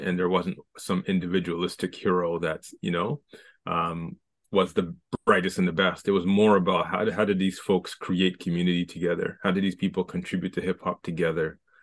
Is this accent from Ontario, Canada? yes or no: yes; Scarborough, Ontario, Canada; I'm from Scarborough